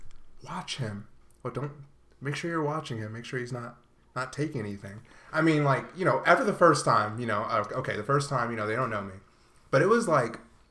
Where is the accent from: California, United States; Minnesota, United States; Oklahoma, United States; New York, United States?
New York, United States; Poughkeepsie; moved away; also born or lived in Marlboro; Yeah, because I'm black. Anyway, I grew up in Poughkeepsie, and then I moved to Marlboro, which was a very big shock in, like, the way things were done around there.